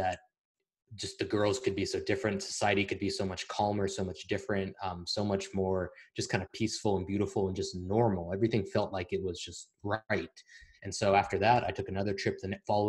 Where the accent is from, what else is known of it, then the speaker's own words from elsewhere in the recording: United States; moved away as an adult; now in Eastern Europe; we're American